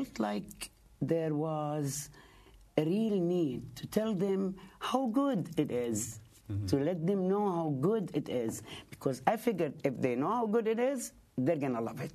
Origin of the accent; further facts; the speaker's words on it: Palestine; now in Bay Ridge, United States; I'm Palestinian.